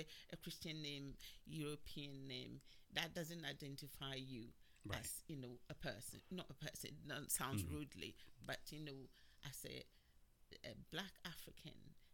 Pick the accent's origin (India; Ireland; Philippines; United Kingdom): United Kingdom; England; also born or lived in Ghana; now in United States; I grew up in England, and in some recent years I've gone back home.